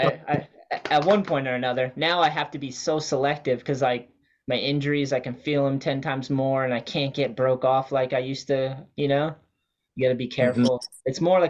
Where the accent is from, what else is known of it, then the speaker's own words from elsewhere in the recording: Wareham, Massachusetts, United States; Yeah, I grew up with him in Wareham and he was just like he was my best friend for sure.